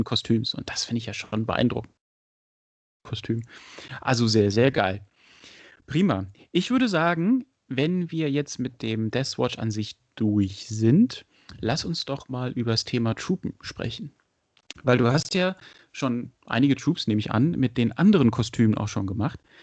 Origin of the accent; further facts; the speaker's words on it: Frankfurt area, Hesse, Germany; moved away; ich habe ja auch lange in Frankfurt und Umgebung gewohnt. Ähm, ich komme ja aus der Ecke.